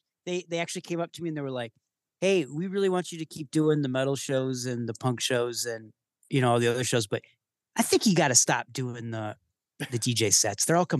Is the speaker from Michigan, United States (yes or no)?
yes; Michigan, United States; moved away as an adult; now in Chicago, United States; I grew up in Michigan.